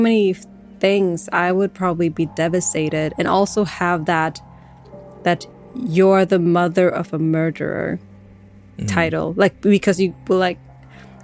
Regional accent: Sweden; But as I am a Swedish, I was born in Sweden

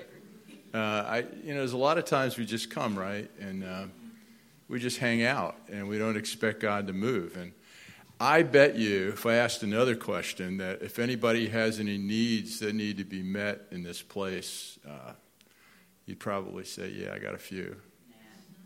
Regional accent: New Jersey, United States; moved away as an adult; also born or lived in Akron, Ohio; We grew up in New Jersey

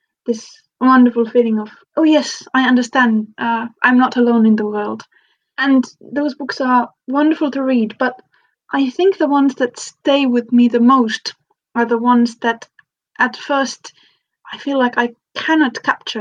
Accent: Finland; English is a second language; moved away as an adult; now in United Kingdom; I'm originally from Finland, and I've lived in different countries in Europe for, I don't know, 14 years now

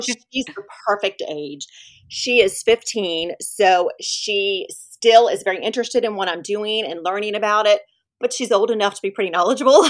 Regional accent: Winston-Salem, North Carolina, United States; moved away as an adult; also born or lived in Philadelphia area / Atlanta; now in Ponte Vedra Beach, United States; I grew up in North Carolina, in Winston-Salem.

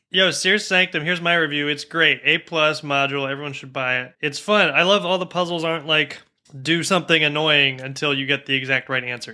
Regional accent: United States; an American who grew up in the, you know, mostly in the nineties

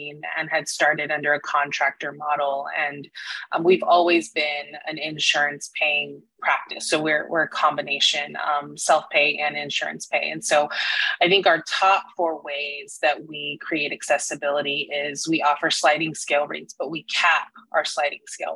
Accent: McAllen, Texas, United States; now in Austin, United States; I'm originally from McAllen down south, and so born and raised in Texas

